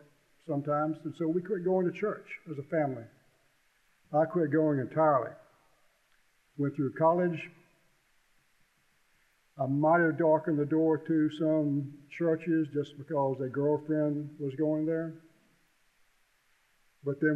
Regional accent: Columbia, United States; I grew up basically in Columbia, lived there when I was in the sixth grade

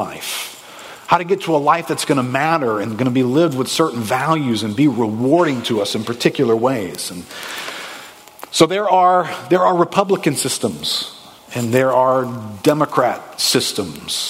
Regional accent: United States; We grew up in America

